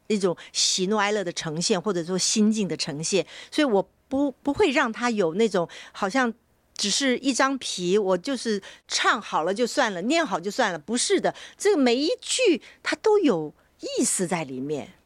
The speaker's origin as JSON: {"language": "Chinese", "country": "Taiwan", "tie": "born or raised there", "said": "我从小在台湾我们学习的时候呢，那时候比较没有受到大陆的这个，呃，演戏的影响哈，所以我们在台湾呢，我是什么流派都演的"}